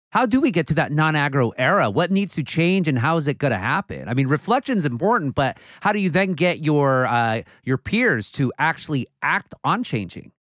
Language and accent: English; Southern California, United States; growing up in Southern California